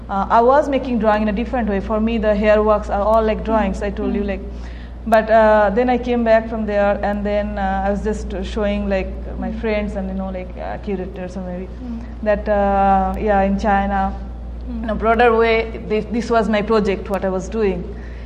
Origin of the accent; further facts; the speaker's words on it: India; being an Indian, I was, like, desperate to prove myself.